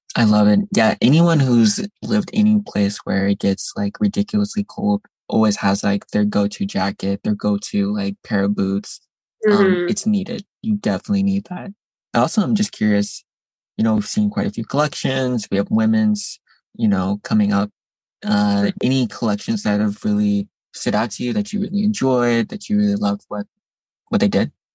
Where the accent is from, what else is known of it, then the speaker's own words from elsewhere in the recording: Midwest, United States; now in New York, United States; I'm from the Midwest as well originally